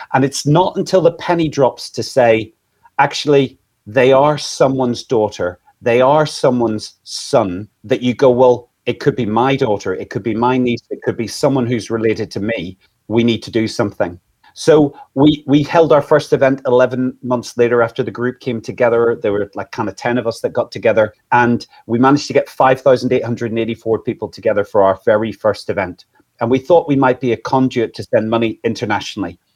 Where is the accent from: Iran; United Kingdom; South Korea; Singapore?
United Kingdom; Northern Ireland; now in England, United Kingdom; I'm originally from Northern Ireland.